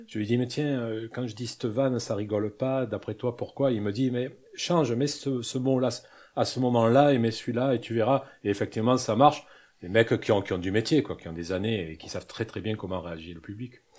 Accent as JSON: {"language": "French", "region": "Corsica", "country": "France", "said": "je suis corse"}